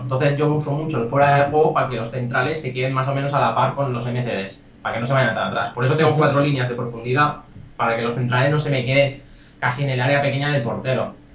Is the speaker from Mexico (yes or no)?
no; El Vendrell, Tarragona, Catalonia, Spain; yo soy de Vendréis, soy un pueblo de Tarragona